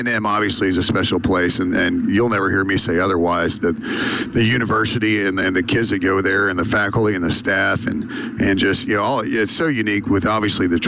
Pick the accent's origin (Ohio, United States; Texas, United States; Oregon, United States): Texas, United States; Spring; also born or lived in College Station, Texas; Spring's where I'm from. And I grew up there my whole life, except for the first 8 months of my life.